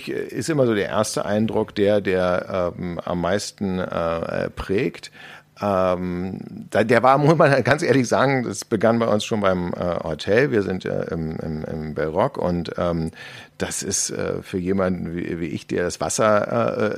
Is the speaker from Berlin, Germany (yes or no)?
yes; Berlin, Germany